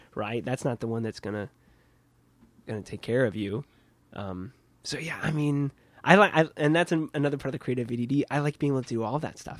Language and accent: English; Kansas, United States; now in New York, United States; I'm from Kansas